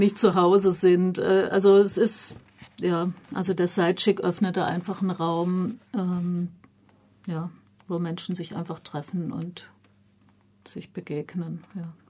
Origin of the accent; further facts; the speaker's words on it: Germany; mir als Deutsche